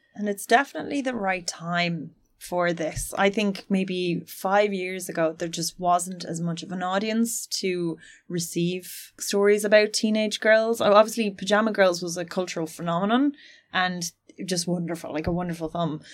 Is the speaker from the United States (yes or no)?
no; Finland; I'm from Finland